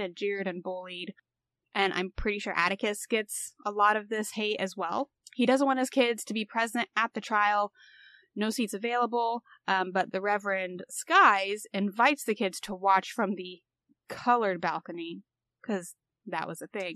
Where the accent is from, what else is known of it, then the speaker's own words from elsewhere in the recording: Indiana, United States; moved away; I'm from Indiana